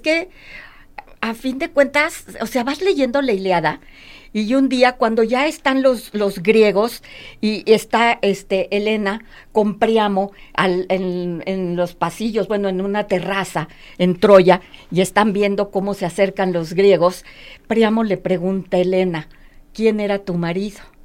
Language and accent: Spanish; Mexico City, Mexico; now in Guadalajara, Mexico; yo soy de México DF, nosotros somos de México DF